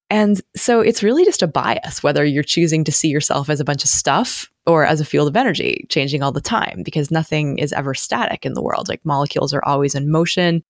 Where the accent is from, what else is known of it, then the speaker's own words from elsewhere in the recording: Massachusetts, United States; moved away as an adult; also born or lived in Connecticut / Portland, Oregon / Albuquerque, New Mexico; now in Corvallis, United States; I'm from Massachusetts